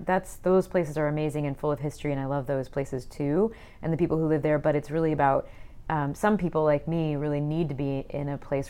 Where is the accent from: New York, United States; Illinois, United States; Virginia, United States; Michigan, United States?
Illinois, United States; Peoria; now in Columbus, United States; I'm actually from the Midwest. I'm from the middle of Illinois, Peoria.